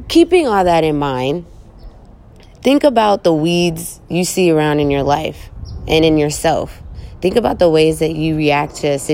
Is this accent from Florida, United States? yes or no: no; Oakland, California, United States; growing up in East Oakland